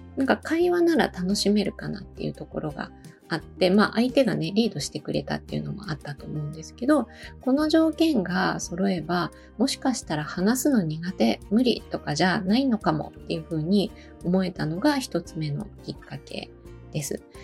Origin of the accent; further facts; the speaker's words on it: Osaka, Japan; moved away as an adult; also born or lived in Bangkok, Thailand / Malaysia; now in Matsumoto, Japan; もともとは、えー、大阪出身なんですけど